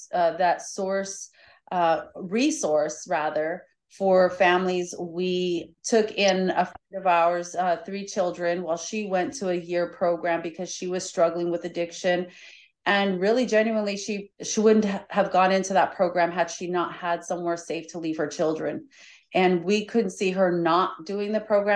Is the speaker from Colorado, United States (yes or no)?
yes; Colorado, United States; moved away as an adult; now in Florida, United States; I'm originally from Colorado, and I grew up there until almost 11 years ago when we came to Florida